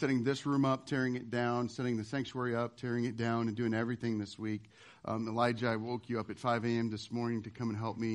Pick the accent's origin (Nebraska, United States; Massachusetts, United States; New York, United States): Nebraska, United States; now in Washington, United States; I am from the great state of Nebraska, the good life